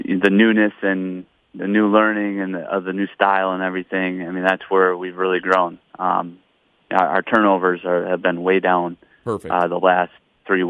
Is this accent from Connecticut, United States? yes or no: no; Michigan, United States; now in Owatonna, United States; I grew up in Michigan